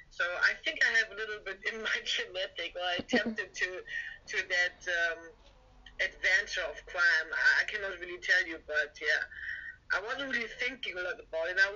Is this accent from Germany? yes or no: yes; Germany; English is a second language; moved away as an adult; also born or lived in London; Um, I'm from Germany. I used to live a couple of years in London